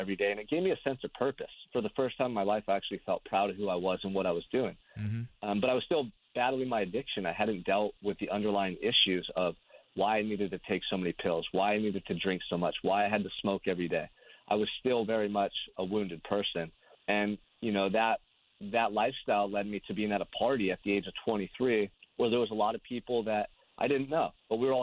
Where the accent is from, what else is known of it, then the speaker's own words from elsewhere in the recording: Santa Barbara, California, United States; I'm from Santa Barbara, California, which is a beautiful beach community 2 hours north of Los Angeles, and I've lived here my entire life.